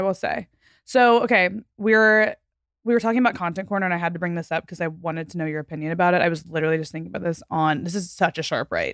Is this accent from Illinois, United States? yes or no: no; Fort Worth, Texas, United States; moved away as an adult; I'm from Texas